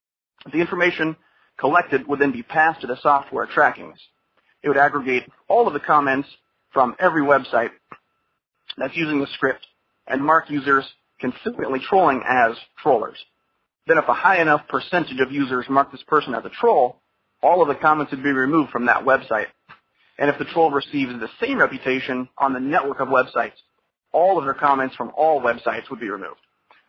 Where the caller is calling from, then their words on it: Florida, United States; Hi, Jack. … from Florida.